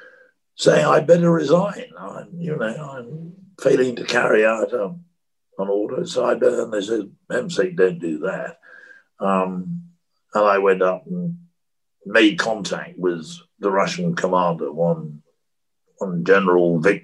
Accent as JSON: {"language": "English", "country": "United Kingdom", "said": "one can't avoid being a Brit. That's what I was born to and have been all my life."}